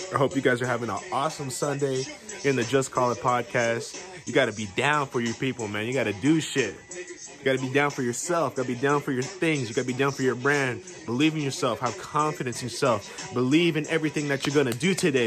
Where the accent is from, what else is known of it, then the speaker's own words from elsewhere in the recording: West Coast, United States; I'm from the West Coast